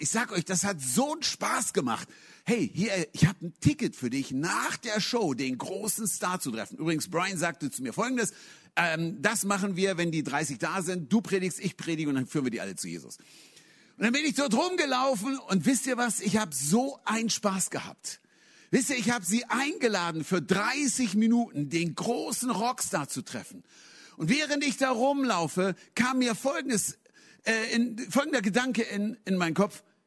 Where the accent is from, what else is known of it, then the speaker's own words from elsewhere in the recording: Hanover, Lower Saxony, Germany; moved away; ich komme aus Hannover, in Hannover geblieben